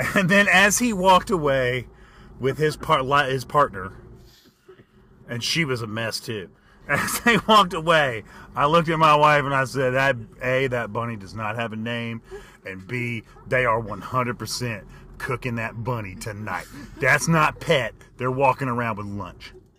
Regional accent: United States

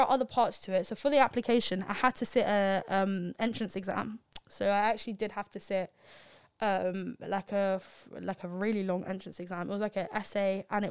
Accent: London, United Kingdom; I'm from London.

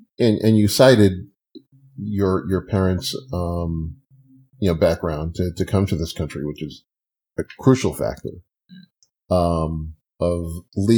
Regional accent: Hempstead, New York, United States; growing up in Hempstead, Long Island, we weren't taught about entrepreneurs.

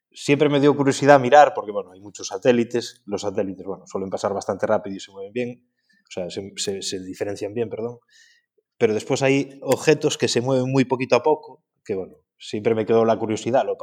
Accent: Galicia, Spain; now in Ares, Spain

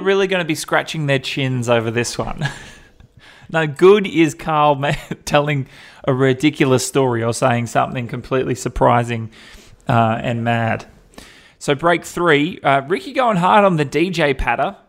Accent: Perth, Western Australia, Australia; I grew up in Perth

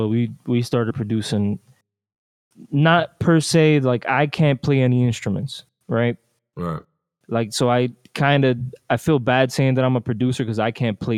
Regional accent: Newark, New Jersey, United States; also born or lived in Queens, United States / Dominican Republic / Trenton, United States; I was born in Newark, Newark, New Jersey. The raised part is kind of hard because you know how it is. We jump around a lot, so it was Newark, Queens, fucking DR, fucking Trenton.

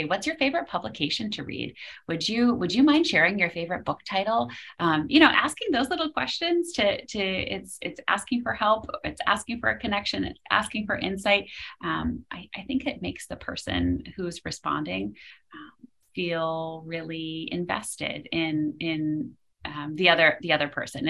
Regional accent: Western Massachusetts, United States; also born or lived in Philadelphia; I grew up in Western Mass

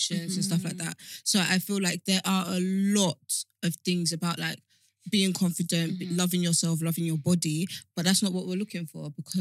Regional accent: Nigeria; I'm Nigerian

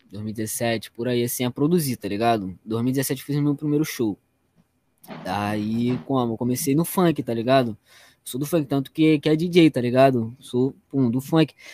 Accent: Nova Iguaçu, Rio de Janeiro, Brazil; Sou de Nova Iguaçu, mano. Tá maluco?

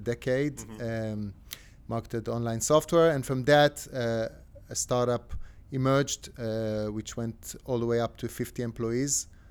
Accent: Tel Aviv, Tel Aviv District, Israel; I'm from Tel Aviv

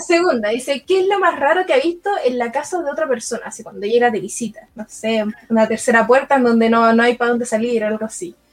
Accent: Lonquimay, Araucanía, Chile; now in Peñaflor, Chile; ahora estoy viviendo en Peñaflor, pero me crié en la ah. región de Araucanía, en Lonquimay.

